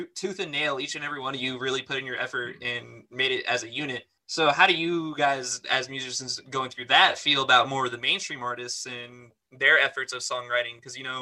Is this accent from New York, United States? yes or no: yes; New York, United States; I'm from New York